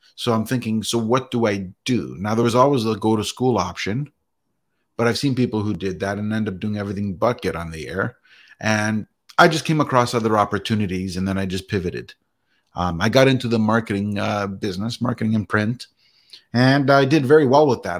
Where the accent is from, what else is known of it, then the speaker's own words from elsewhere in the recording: Canada; I was born and raised in Canada